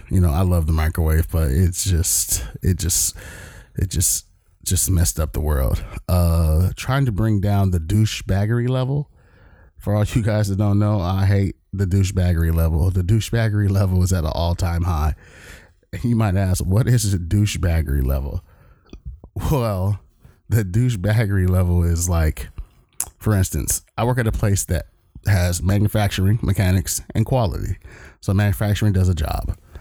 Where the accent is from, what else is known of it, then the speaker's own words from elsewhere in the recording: Long Beach, California, United States; moved away as an adult; now in Everett, United States; I am from the great state of California, even though we are in Seattle, Washington